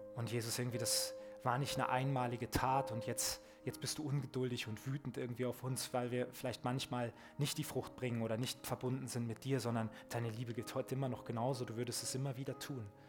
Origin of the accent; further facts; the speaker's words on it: Germany; ich als Deutscher